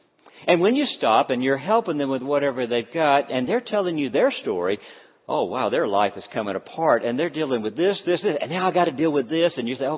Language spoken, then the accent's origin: English; Deep South, United States; Now, let me tell you, I grew up in the Deep South. Christianity in the Deep South, we had a long list of thou shalt nots.